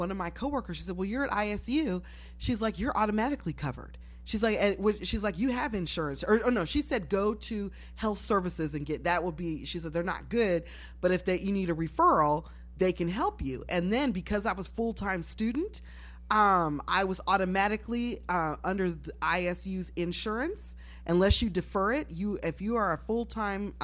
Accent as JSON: {"language": "English", "town": "Galesburg", "region": "Illinois", "country": "United States", "said": "I'm from Galesburg, proud of that. Corn and trains, that's all I know"}